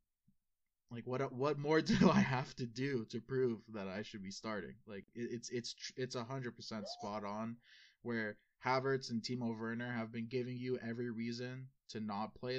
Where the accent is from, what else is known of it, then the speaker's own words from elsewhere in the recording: United States; we are American